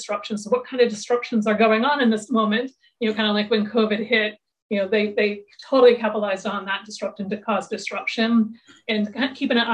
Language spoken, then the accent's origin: English; suburban Massachusetts, United States; a suburban Massachusetts girl